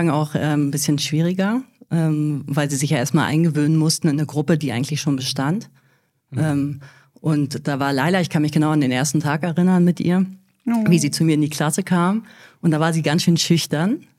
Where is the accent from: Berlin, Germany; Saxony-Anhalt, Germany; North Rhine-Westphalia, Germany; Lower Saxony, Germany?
Berlin, Germany; ich bin ja selber in Berlin groß geworden